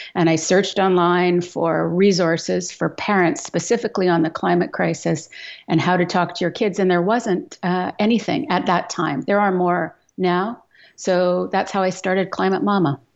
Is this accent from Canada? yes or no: yes; Edmonton, Alberta, Canada; I grew up in Western Canada. So I grew up in Alberta, uh, in the prairies in Edmonton